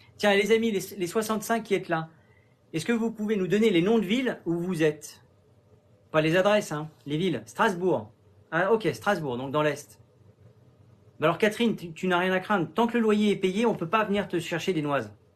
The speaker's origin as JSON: {"language": "French", "town": "Sainte-Anne", "country": "Guadeloupe", "tie": "born or raised there", "said": "je suis originaire de Sainte-Anne en Guadeloupe"}